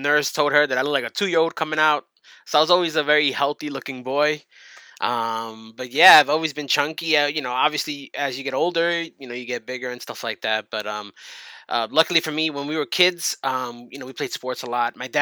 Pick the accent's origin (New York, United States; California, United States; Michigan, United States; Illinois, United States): New York, United States; I'm from New York and I was born here.